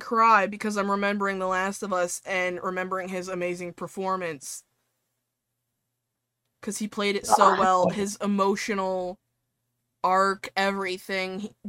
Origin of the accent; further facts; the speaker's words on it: New York, United States; I always adopt an accent. I'm from New York. I go Bronx when I'm upset. Am I from the Bronx? No.